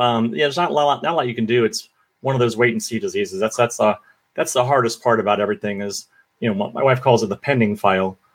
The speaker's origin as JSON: {"language": "English", "region": "Florida", "country": "United States", "tie": "born or raised there", "said": "growing up in Florida. You know, I was a kid in a trailer park"}